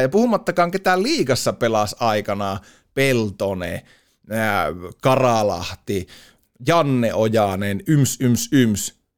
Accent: Oulu, North Ostrobothnia, Finland; meillä Oulussa ruukataan laittaa aina vähän ylimääräisiä vokaaleja sinne sun tänne.

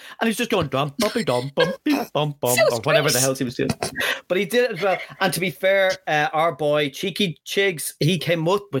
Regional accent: Liverpool, North West England, United Kingdom; And, like, I'm wheelie from Liverpool.

